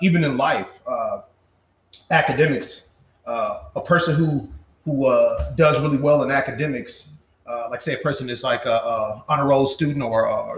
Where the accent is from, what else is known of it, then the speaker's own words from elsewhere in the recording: Milwaukee, Wisconsin, United States; I'm from Milwaukee